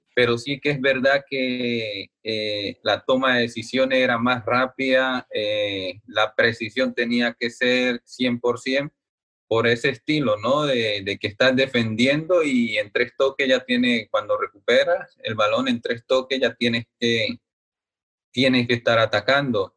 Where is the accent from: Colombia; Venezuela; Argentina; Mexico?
Colombia; moved away as an adult; also born or lived in Berlin, Germany; como colombianos